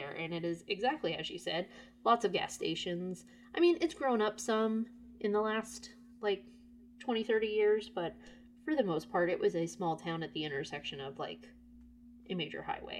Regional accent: Lake City, Florida, United States; my hometown of Lake City is at the crossroads of I-75 and I-10.

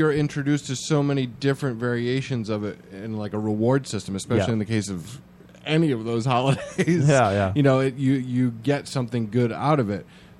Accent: United States; growing up in America, because I never grew up anywhere else

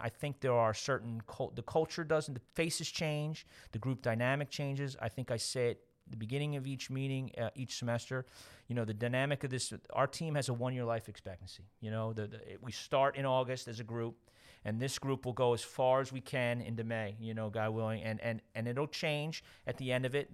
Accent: Westchester, New York, United States; moved away as an adult; also born or lived in Wayne, Pennsylvania; I grew up in Westchester

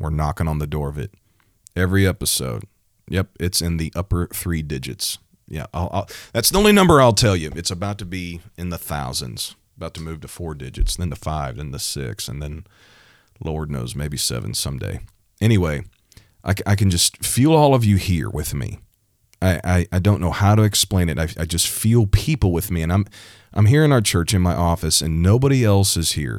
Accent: Missouri, United States; my home state, the state of Missouri.

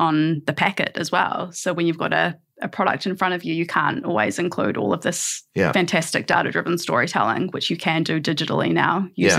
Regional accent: New Zealand; accent: New Zealand; As soon as people hear our accents, they can tell that we're from New Zealand

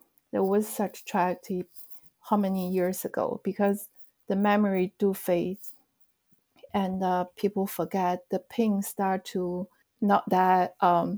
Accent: China; moved away as an adult; now in United States; Actually, I grew up in China. I came to the States in the mid-90s for school.

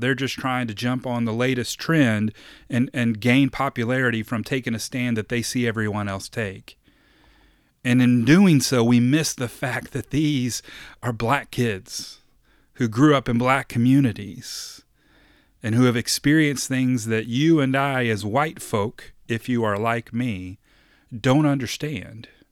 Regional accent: Kentucky, United States; I was born in Kentucky

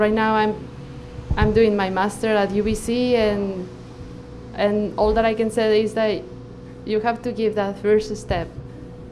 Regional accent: Mexico; moved away as an adult; now in Canada; I am a physician from Mexico

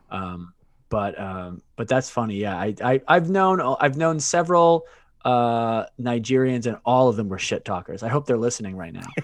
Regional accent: Worcester, Massachusetts, United States; moved away as an adult; also born or lived in Maine / Washington, D.C.; now in Brooklyn, New York, United States; I was born in Worcester, Massachusetts. Um, and I grew up, I grew up there

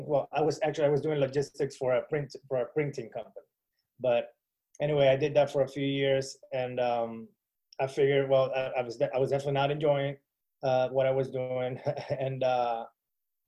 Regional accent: Venezuela; moved away as an adult; now in Miami, United States; I'm from Venezuela, moved to the United States in 2010

